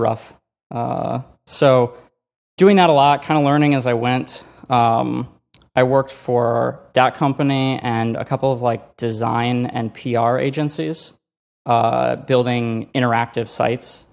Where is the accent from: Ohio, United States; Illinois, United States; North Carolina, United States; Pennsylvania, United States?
Illinois, United States; Chicago; moved away; also born or lived in Colorado / California; I grew up in Chicago